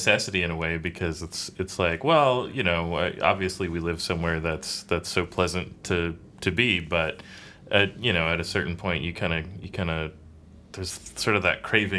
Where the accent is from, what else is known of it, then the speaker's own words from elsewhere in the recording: North County, San Diego, California, United States; I grew up in North County, and came down here for college. So I've been living in San Diego proper for about 18 years.